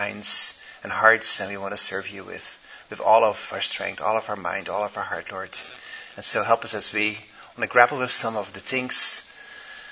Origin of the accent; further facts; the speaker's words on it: Belgium; English is a second language; moved away as an adult; also born or lived in Indonesia / Netherlands; I'm Dutch. Born and raised in Belgium and spent many years in the Indo-Malay world in Indonesia, so that kind of mixed up all my languages